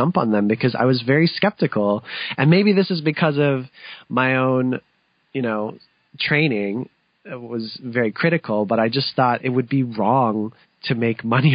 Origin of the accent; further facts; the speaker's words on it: London, Ontario, Canada; my family, we actually acquired a music school in London, which is my hometown